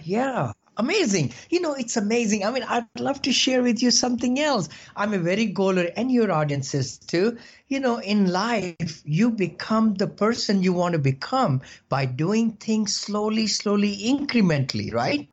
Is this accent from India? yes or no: yes; India; moved away as an adult; now in United States; I came from India about four years back, uh, you know, with seven dollars in the pocket, like everybody did, you know, immigrants